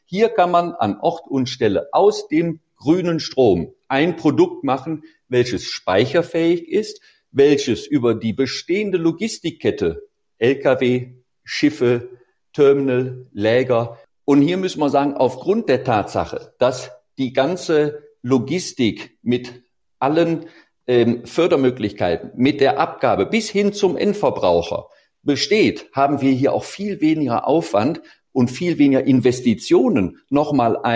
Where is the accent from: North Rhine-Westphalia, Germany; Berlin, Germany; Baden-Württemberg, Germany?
Baden-Württemberg, Germany; Sicherlich, ich komme aus der Nähe von Stuttgart, da haben sie einen Kessel, da geht es mehr darum, dass man keine Abgase hat.